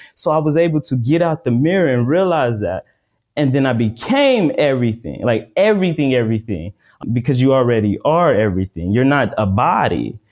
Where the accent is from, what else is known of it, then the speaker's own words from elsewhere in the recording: United States; I'm African American